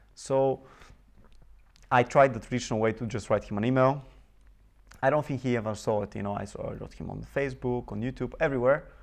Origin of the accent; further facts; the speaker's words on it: Bulgaria; I was born in Bulgaria, mm-hmm. in a very small city, and uh, I grew up there.